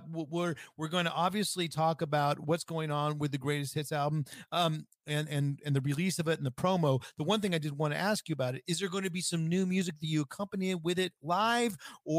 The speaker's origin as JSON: {"language": "English", "region": "California", "country": "United States", "tie": "born or raised there", "said": "I grew up in the Bay Area, so the Raiders are my team."}